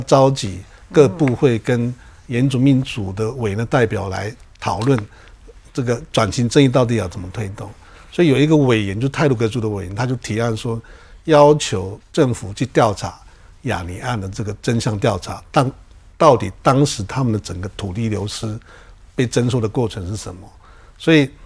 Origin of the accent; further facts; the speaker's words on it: Taiwan; 我们原住民